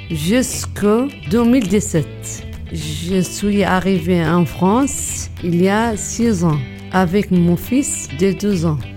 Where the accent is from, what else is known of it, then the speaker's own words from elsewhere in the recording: Tindouf, Algeria; French is a second language; Je viens du Sahara occidental, mais je n'ai jamais pu vivre dans mon pays parce qu'il y a la guerre depuis 1975 avec le Maroc. Comme beaucoup de Sahraouis, je suis née en exil en Algérie.